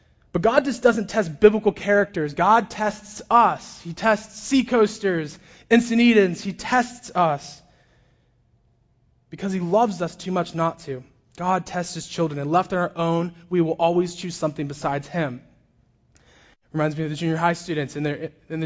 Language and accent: English; Orange County, California, United States; I grew up in Orange County as a pastor's kid.